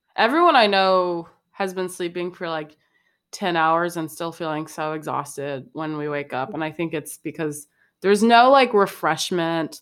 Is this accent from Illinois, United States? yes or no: yes; Chicago, Illinois, United States; I'm from Chicago, and so I stand Chicago really hard. And I'm also from the best part of Chicago, which is the South Side